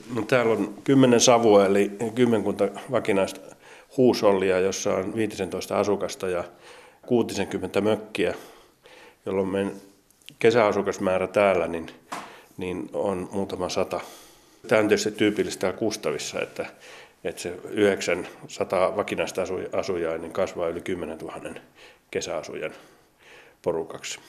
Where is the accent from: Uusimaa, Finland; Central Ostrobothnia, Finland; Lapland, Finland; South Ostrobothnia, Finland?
Lapland, Finland; Kolari; moved away; mä oon viettänyt paljon paljon aikaa Lapissa. Mä syntyisin Kolarista, Tornionkilaaksosta